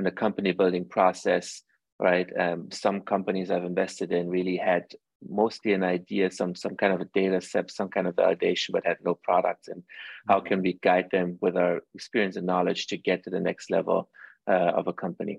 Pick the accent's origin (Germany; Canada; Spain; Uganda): Germany; moved away; also born or lived in Iran; I grew up actually in Europe. I grew up in Germany most of my life. I was born in Iran.